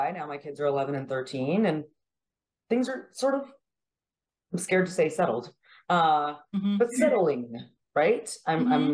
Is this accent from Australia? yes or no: no; Regina, Saskatchewan, Canada; moved away as an adult; also born or lived in Montreal, Quebec / Dublin, Ireland / Kentucky; now in San Antonio, United States; I used to think when I grew up in Canada from 0 to 20